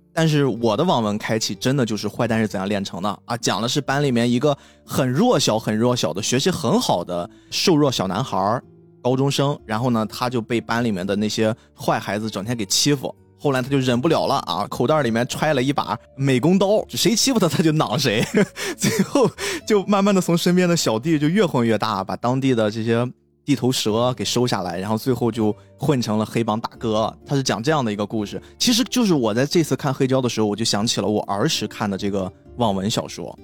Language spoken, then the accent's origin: Chinese; China; 我们中国人